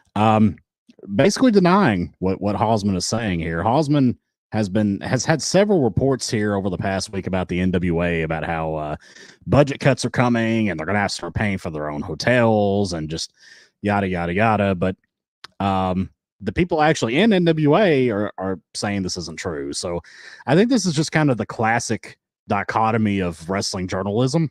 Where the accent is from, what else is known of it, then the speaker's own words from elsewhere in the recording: United States; I am the American half of the equation